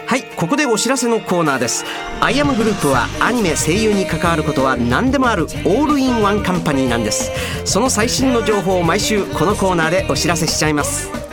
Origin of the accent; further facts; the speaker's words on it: Osaka, Japan; accent: Osaka dialect; 僕の大阪弁